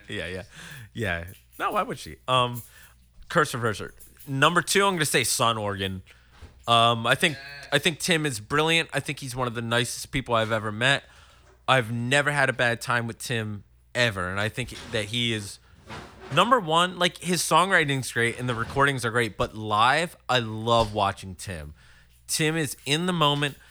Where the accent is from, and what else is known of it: Horsham, Pennsylvania, United States; born or raised there; also born or lived in Willow Grove, Pennsylvania